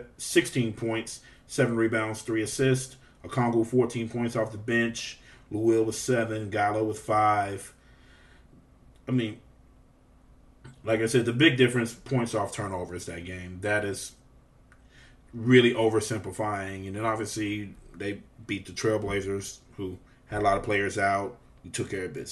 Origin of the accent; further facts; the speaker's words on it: New Orleans, Louisiana, United States; that is my hometown team